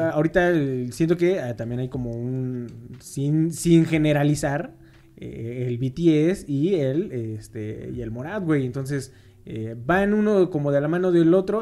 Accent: Mexico; somos mexicanos

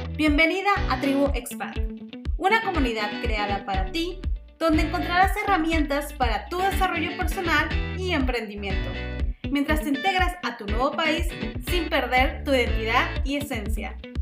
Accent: Venezuela; now in Netherlands; yo soy venezolana y me encuentro en Países Bajos

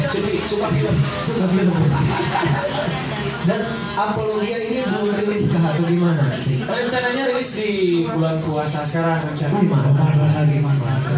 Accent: Tasikmalaya, West Java, Indonesia; now in Bandung, Indonesia; habis itu kan saya pindah ke dari Tasik Tasik juga sama kondisinya kayak itu sendu gitu kan sepoi-sepoi nah, gitu. terus tiba-tiba pindah ke Bandung

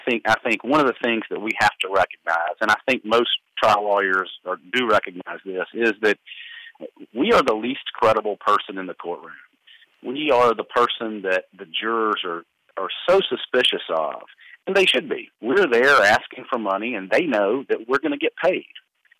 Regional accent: Southern, United States; accent: Southern; I haven't noticed my Southern accent helping very much in influence in any aspect of my life.

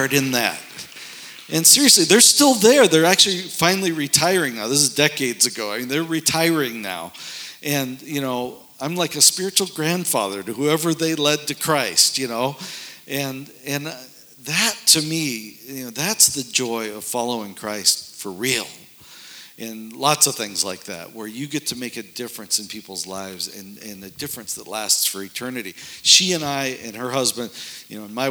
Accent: North Dakota, United States; moved away as an adult; also born or lived in suburbs of Chicago; This is where I grew up in North Dakota, and of course I had to get out of there as soon as I could after. So I moved away

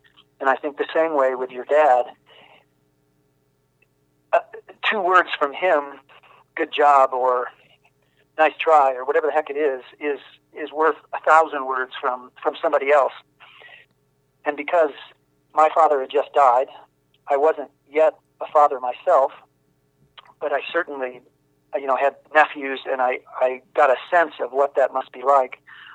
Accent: Ohio, United States; moved away; I grew up in Amish country on a farm in Ohio

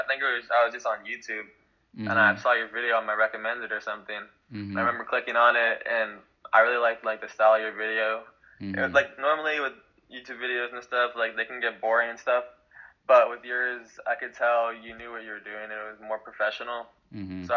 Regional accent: San Francisco, California, United States; also born or lived in New Jersey / Basel, Switzerland; I was in New Jersey originally. That's where I was born. And then when I came back from Switzerland, we moved to the West Coast, San Francisco, where I currently, or I've been living for the longest time now

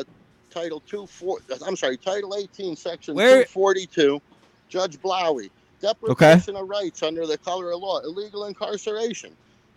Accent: Stamford, Connecticut, United States; I'm born and raised in Stanford.

